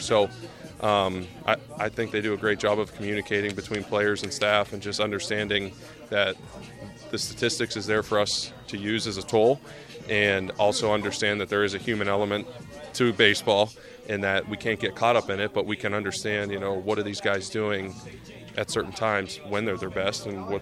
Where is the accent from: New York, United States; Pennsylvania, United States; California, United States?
Pennsylvania, United States; I'm from Pennsylvania